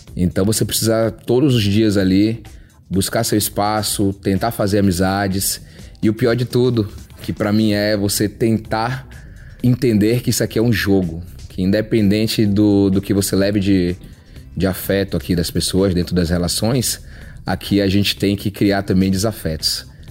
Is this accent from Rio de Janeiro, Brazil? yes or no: no; Salvador, Bahia, Brazil; also born or lived in Mato Grosso do Sul; now in Brasília, Brazil; sou natural de Salvador, hoje moro em Brasília, já morei também no Mato Grosso do Sul